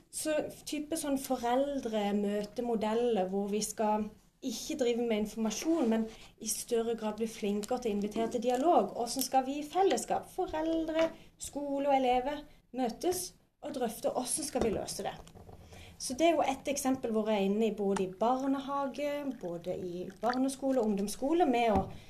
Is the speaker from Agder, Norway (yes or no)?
yes; Spangereid, Agder, Norway; now in Vigeland, Norway; jeg kommer fra Spangereid. Eh, og nå bor jeg på Vigeland